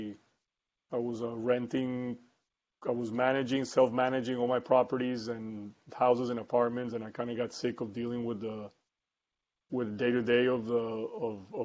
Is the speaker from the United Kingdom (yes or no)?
no; Costa Rica; moved away as an adult; also born or lived in United States / Colombia; I grew up in Costa Rica, moved to the United States in the 90s to study manufacturing engineering in Boston University